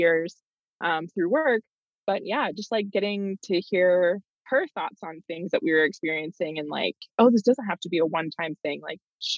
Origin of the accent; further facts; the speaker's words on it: Tennessee, United States; moved away as an adult; coming from the South, I grew up in Tennessee